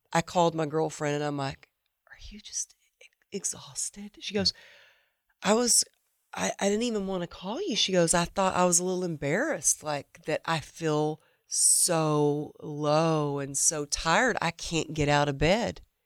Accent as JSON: {"language": "English", "region": "the Bible Belt", "country": "United States", "tie": "born or raised there", "said": "I grew up in the Bible Belt"}